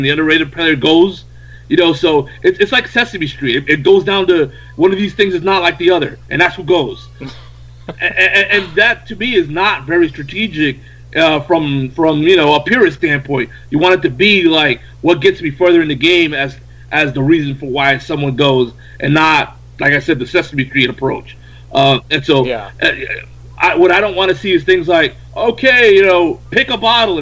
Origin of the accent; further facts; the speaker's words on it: New York, United States; I was from New York